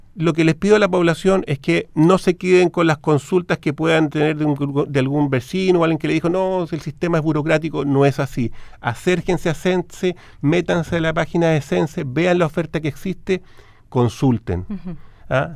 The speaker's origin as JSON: {"language": "Spanish", "country": "Chile", "said": "como chilenos"}